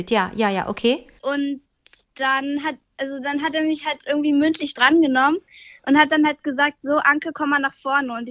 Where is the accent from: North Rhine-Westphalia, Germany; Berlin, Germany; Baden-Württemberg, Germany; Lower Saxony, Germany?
Berlin, Germany; ich bin Berlinerin. Ich bin in Berlin gebor geboren.